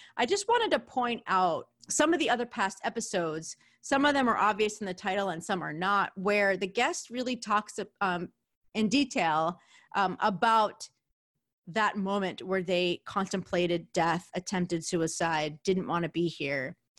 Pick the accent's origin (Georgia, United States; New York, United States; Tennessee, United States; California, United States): New York, United States; accent: New York; my New York accent